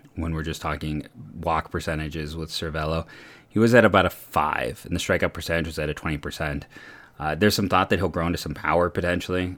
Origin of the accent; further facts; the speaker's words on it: Akron, Ohio, United States; I grew up around the University of Akron campus